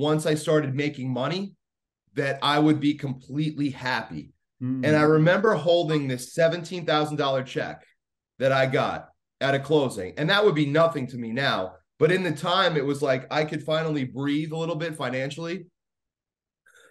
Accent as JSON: {"language": "English", "area": "Long Island", "region": "New York", "country": "United States", "said": "I'm from Long Island. I didn't grow up in New York City or anything"}